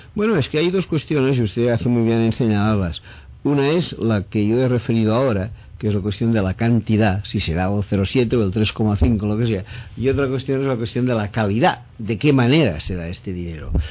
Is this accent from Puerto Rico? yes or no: no; Spain